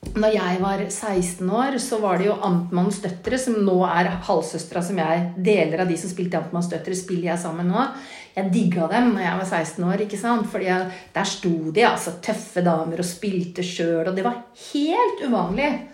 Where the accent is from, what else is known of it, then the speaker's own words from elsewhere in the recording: Oslo, Norway; jeg vokste sjøl opp eh, på Ammerud